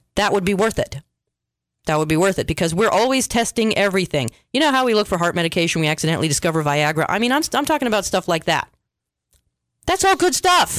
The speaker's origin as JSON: {"language": "English", "country": "United States", "said": "we Americans"}